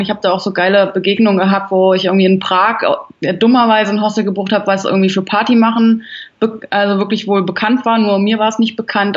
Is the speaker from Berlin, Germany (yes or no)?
yes; Berlin, Germany; ich bin ein Großstadtkind, ich bin in Berlin groß geworden